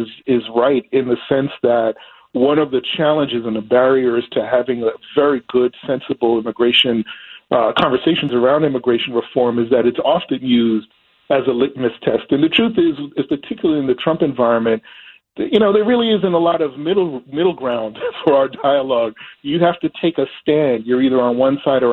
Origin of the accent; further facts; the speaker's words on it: New York, United States; my home state in New York